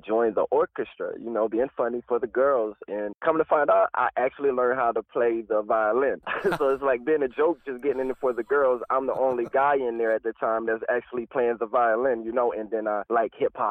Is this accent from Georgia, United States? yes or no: yes; Atlanta, Georgia, United States; moved away as an adult; now in Los Angeles, United States; I was raised in Atlanta, but I was born in Atlantic City, New Jersey